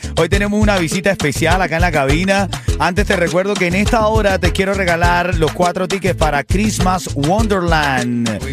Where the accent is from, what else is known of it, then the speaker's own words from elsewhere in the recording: Venezuela; Yo soy venezolano